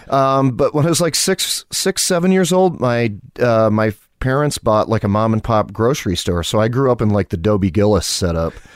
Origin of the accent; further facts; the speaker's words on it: Malone, New York, United States; I was born and raised in a small farm town in northern New York, town called Malone